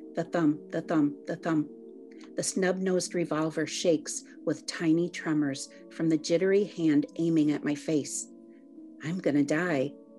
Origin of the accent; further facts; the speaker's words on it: New Buffalo, Michigan, United States; I grew up in New Buffalo